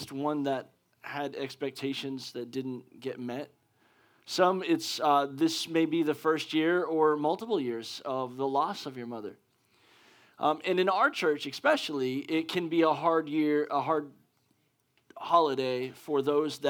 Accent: Pennsylvania, United States; moved away; I'm from Pennsylvania, and that's where my mom's

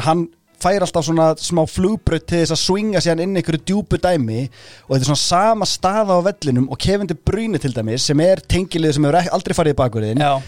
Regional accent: Garðabær, Capital Region, Iceland; also born or lived in Breiðholt, Reykjavík; ég flytt úr breyðholtinu þegar ég er tíara upp í Garðabæ

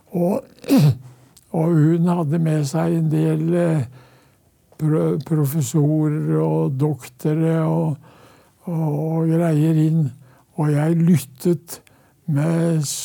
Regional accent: Norway; hjemme på Ton.

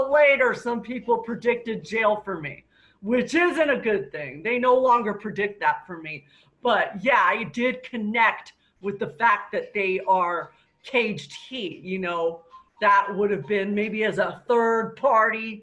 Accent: Alaska, United States; I was raised in Alaska.

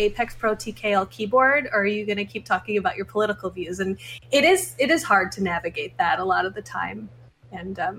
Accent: a little bit outside of Chicago, Illinois, United States; now in Chicago, United States; I am from Illinois. SteelSeries headquarters in Chicago. So I live in Chicago now, and I'm from a little bit outside of Chicago

